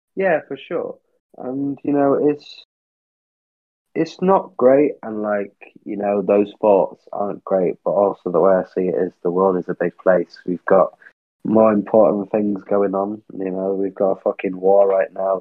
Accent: Manchester, North West England, United Kingdom; now in London, United Kingdom; I am from Manchester originally

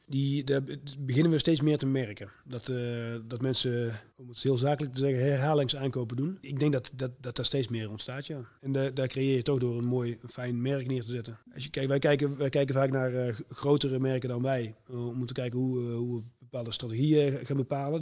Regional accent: Moergestel, North Brabant, Netherlands; also born or lived in Tilburg; ik ben heel trots op dat ik, dat ik uit Brabant kom. Een hele trotse Tilburger, ook al ben ik eigenlijk uh, Moegestelnaar

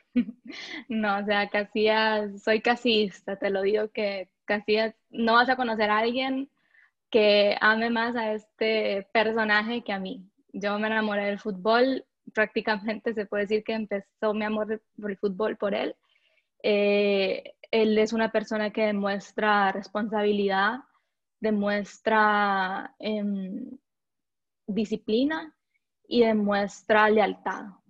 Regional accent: Honduras; also born or lived in Guatemala; soy hondureña

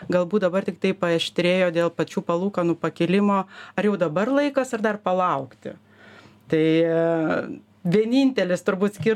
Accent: Lithuania; mes lietuviai

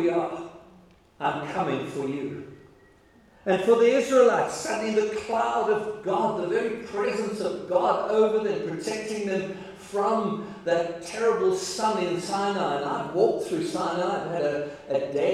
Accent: Free State, South Africa; we come from the Free State

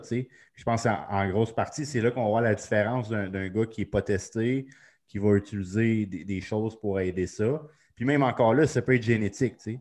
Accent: Sainte-Agathe-des-Monts, Quebec, Canada; c'est là que j'ai grandi

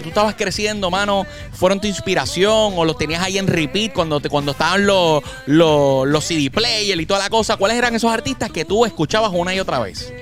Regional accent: Fajardo, Puerto Rico; yo soy de Fajardo, yo soy orgulloso de Fajardo

